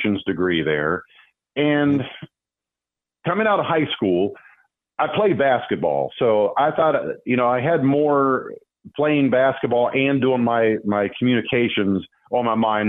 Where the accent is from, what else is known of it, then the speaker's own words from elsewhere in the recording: Urbana, Ohio, United States; also born or lived in Columbus, Ohio; I grew up in Urbana, Ohio